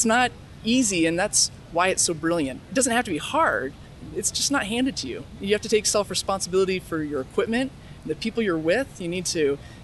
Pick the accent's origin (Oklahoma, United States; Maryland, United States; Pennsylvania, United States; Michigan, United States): Michigan, United States; Grand Rapids; now in Ann Arbor, United States; I'm from Grand Rapids, Michigan.